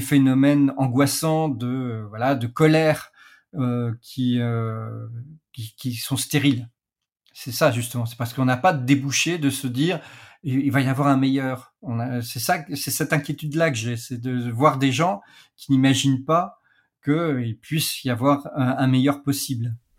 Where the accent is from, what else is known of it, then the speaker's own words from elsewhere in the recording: France; chez nous, en Europe, en France plus particulièrement